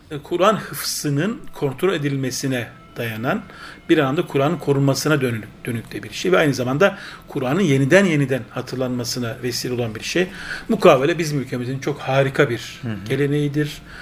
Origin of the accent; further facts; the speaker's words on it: Gürlen, Turkey; Evet. Gürlen köyü. Gürlen köyü benim köyüm.